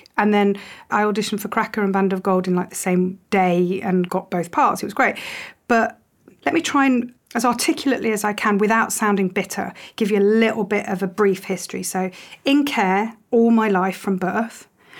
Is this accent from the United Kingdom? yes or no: yes; United Kingdom; I don't feel very English at all. I'm British, but I don't feel very English. My family were Polish, Irish.